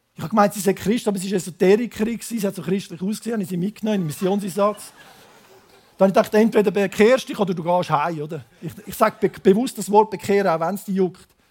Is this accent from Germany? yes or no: no; Switzerland; accent: Zürich German; Ich komme aus dem Biotop Schweiz, ins Biotop Laos